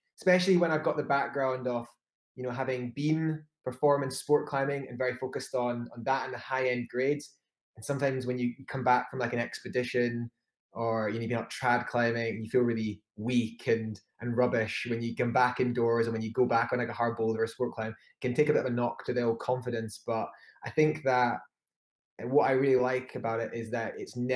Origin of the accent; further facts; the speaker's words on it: Edinburgh, Scotland, United Kingdom; I'm 31 and a half from Edinburgh, Scotland.